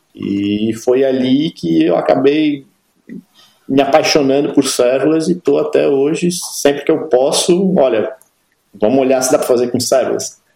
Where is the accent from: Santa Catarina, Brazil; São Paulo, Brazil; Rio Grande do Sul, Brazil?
Santa Catarina, Brazil; Florianópolis; moved away as an adult; now in Berlin, Germany; sou de Florianópolis